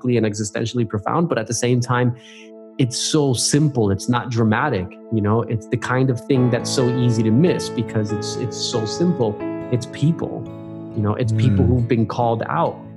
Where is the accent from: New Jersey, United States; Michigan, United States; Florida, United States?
New Jersey, United States; moved away as an adult; also born or lived in Puerto Rico (family); now in Australia; I'm originally from New Jersey. That's my home state. And grew up just 20 minutes south of Manhattan, actually, just across the Hudson River